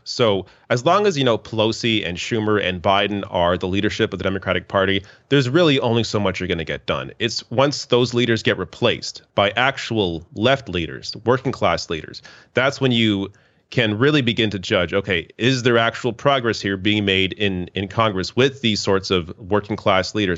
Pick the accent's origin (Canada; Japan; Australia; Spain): Canada; as a Canadian.